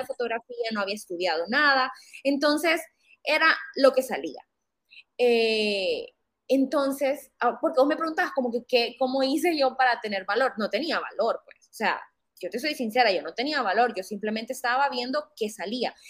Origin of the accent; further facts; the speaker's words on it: Honduras; soy una fotógrafa hondureña